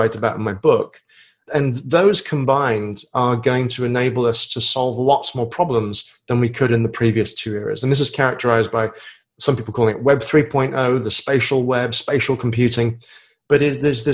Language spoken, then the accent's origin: English; United Kingdom; moved away as an adult; now in United States; I live in the States, but I'm a Brit.